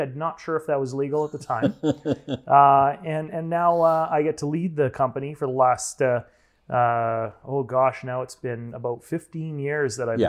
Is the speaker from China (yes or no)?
no; Kamloops, British Columbia, Canada; born there; also born or lived in Edmonton; now in Prince George, Canada; I was born in Kamloops, BC. We went to Edmonton and then had an opportunity to start a group of companies here in Prince George.